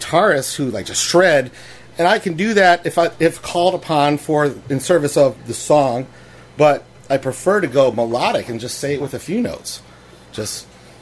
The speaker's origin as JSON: {"language": "English", "town": "Shaker Heights", "region": "Ohio", "country": "United States", "tie": "born or raised there", "said": "I grew up in Shaker Heights, which is outside of Cleveland"}